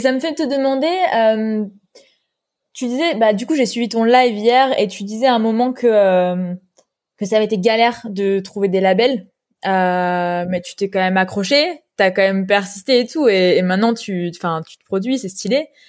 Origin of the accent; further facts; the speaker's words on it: near Toulon, Provence-Alpes-Côte d'Azur, France; moved away; je viens d'à côté de Toulon